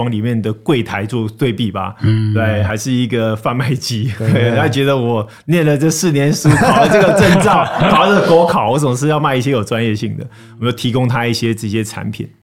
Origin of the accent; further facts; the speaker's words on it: United States; 我从小在美国长大，那我知道台湾这边很多投资人都很注意这个美股可以赚多少钱。